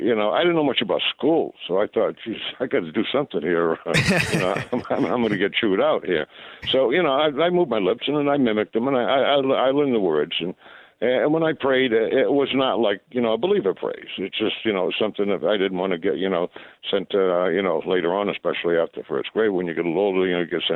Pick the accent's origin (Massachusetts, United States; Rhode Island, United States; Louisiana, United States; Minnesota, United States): Rhode Island, United States; also born or lived in England; I'm from New England, but most New Englanders, they don't pronounce their R's. I lived in England for 6 years, so It's probably a combination there. I grew up in Rhode Island.